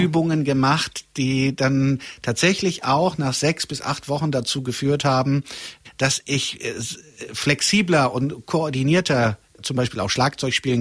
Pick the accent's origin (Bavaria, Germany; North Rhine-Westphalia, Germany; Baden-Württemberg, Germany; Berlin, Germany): North Rhine-Westphalia, Germany; Gelsenkirchen / Möhnesee; halb aus Gelsenkirchen